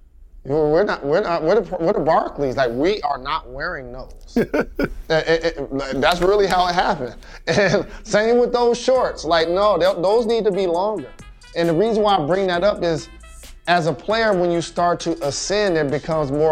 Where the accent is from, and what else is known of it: Michigan, United States